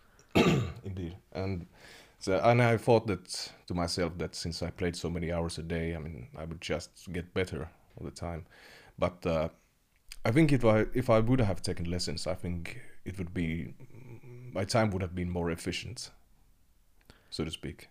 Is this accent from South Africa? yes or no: no; Kemi, Lapland, Finland; I grew up in Kemi